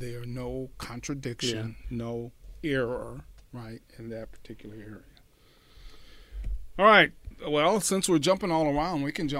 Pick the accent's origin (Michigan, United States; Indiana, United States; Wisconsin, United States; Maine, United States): Michigan, United States; also born or lived in Chicago, Illinois; I was born in Chicago, but, you know, we stayed there for a couple of years, but I grew up in Michigan